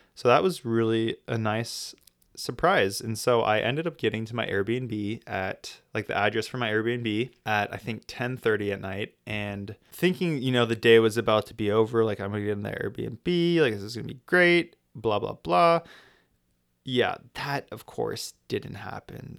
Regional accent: United States; I'm American

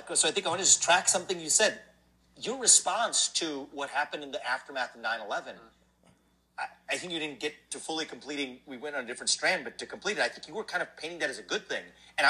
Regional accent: United States; I have to then admit as an American, and I admit it and I embrace it, like a badge of honor.

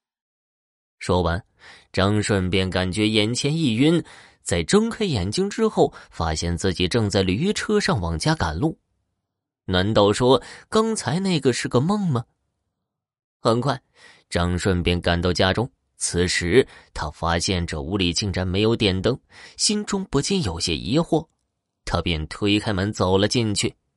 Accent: Horqin Grassland, Inner Mongolia, China; 美丽的科尔沁大草原是我的家乡

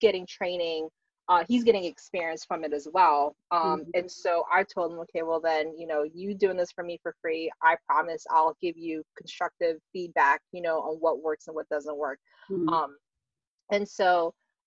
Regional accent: Philippines; I'm Filipino, we eat rice every day

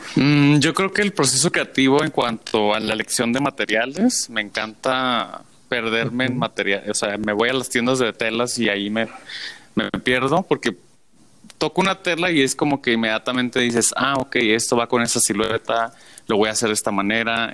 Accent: Tijuana, Baja California, Mexico; yo soy de Tijuana

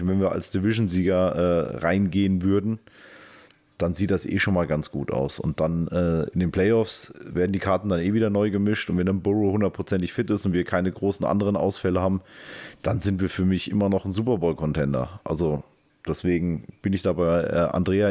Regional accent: Taunus, Hesse, Germany; Ich komme aus dem Taunus.

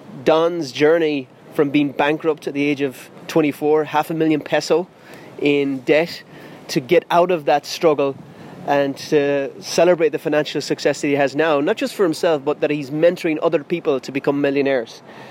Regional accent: Ireland; not just Filipino, I'm Irish and I struggle with financial literacy

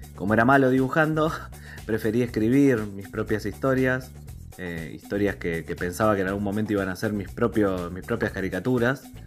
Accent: Morón, Buenos Aires Province, Argentina; soy escritor del Partido de Morón en la provincia de Buenos Aires

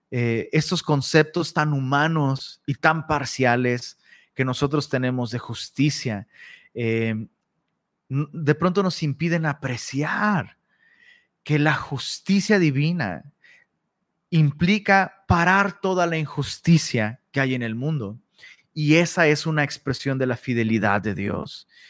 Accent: Taxco, Guerrero, Mexico; now in Monterrey, Mexico; Tasco, de donde soy originario

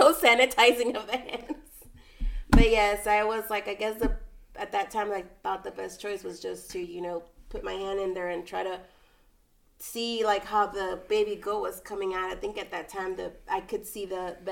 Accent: Eagle Pass, Texas, United States; I am also from Eagle Pass

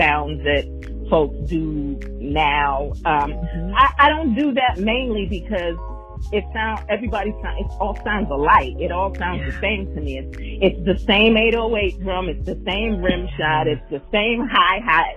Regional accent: New York, United States; moved away as an adult; now in Houston, United States; I'm actually originally from New York, but I've been in Houston since 2003. So I've been here for quite a while. And the influence of both is heavy in me because, you know, growing up in New York

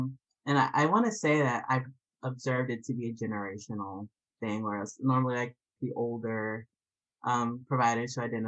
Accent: Atlanta, Georgia, United States; also born or lived in North Carolina / Wisconsin / Canada / Albany; Oh, no, I'm from Atlanta, Georgia originally. Atlanta to North Carolina to Wisconsin, then to Canada, then to Albany. So I've, like, bounced all over.

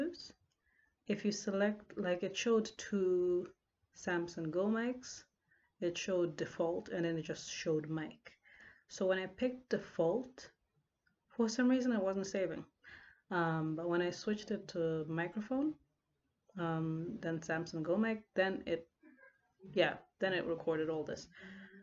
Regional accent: Lusaka, Lusaka Province, Zambia; moved away as an adult; now in Port Elizabeth, South Africa; I live in Port Elizabeth, but I'm from Lusaka, Zambia.

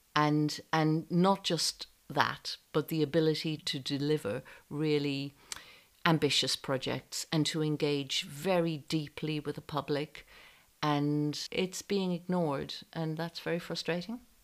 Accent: Ireland; moved away as an adult; also born or lived in France / London; I knew I had to leave Ireland because there were no opportunities and I had an unhappy home life

